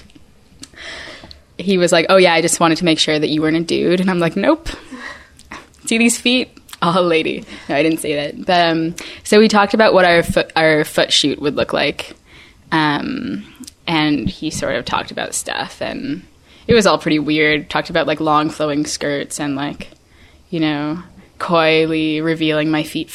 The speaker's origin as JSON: {"language": "English", "town": "Vancouver", "region": "British Columbia", "country": "Canada", "tie": "born or raised there", "moved": "as an adult", "said": "I was back in my hometown of Vancouver for 8 weeks"}